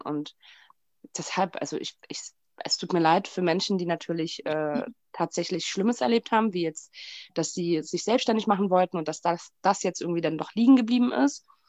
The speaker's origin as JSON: {"language": "German", "region": "Berlin", "country": "Germany", "said": "ich bin Berlinerin, das sage ich mal ganz stolz"}